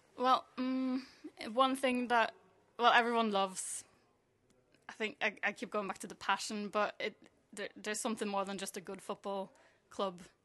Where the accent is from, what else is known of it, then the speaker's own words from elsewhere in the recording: Norway; moved away; I'm from Norway.